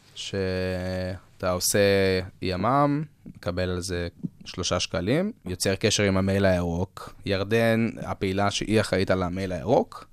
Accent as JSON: {"language": "Hebrew", "country": "Israel", "said": "אנחנו ישראלים"}